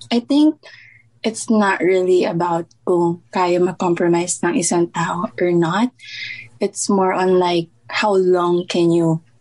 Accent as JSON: {"language": "Tagalog", "country": "Philippines", "tie": "born or raised there", "moved": "as an adult", "lives_now": "Las Vegas, United States", "said": "nasa Vegas ako, um, but born and raised in Philippines and then nag-move ako here a few years ago."}